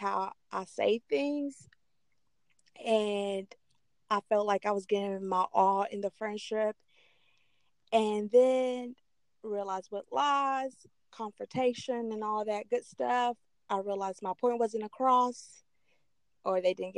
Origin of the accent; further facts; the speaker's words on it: Chinandega, Nicaragua; moved away; I'm originally from Nicaragua